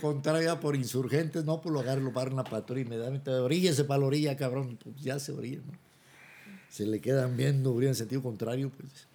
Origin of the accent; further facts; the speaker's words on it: Zamora, Michoacán, Mexico; moved away; also born or lived in Chiapas; cuando yo me fui de Zamora, Zamora terminaba en la estación del ferrocarril